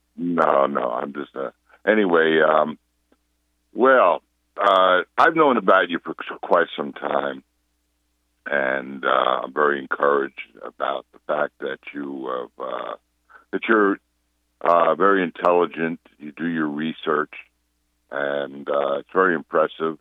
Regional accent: Old Westbury, New York, United States; now in West Palm Beach, United States; Westbury, no, old Westbury, Long Island, New York. I was bar mitzvah there

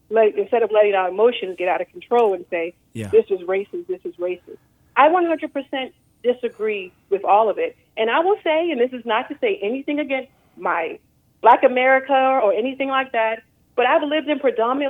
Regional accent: Baltimore, Maryland, United States; moved away as an adult; now in Plano, United States; I'm from Baltimore, Maryland, but I live in Plano, Texas now.

